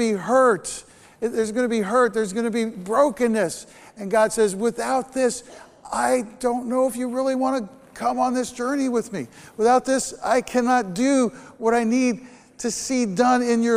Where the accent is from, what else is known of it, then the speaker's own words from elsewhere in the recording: Bergen County, New Jersey, United States; I grew up in New Jersey. I grew up in Bergen County